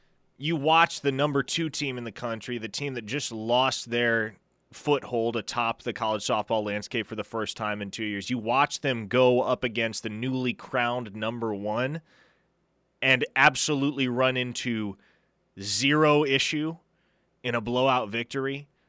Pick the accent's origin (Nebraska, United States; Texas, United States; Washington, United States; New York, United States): Nebraska, United States; Omaha; I grew up in Omaha. I grew up going to the College World Series. The stadium was a 20-minute drive from my house.